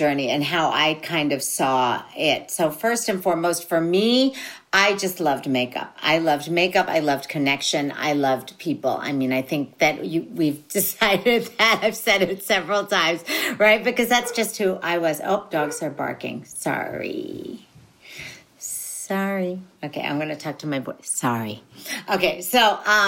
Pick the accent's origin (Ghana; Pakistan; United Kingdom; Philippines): Philippines; being a Filipino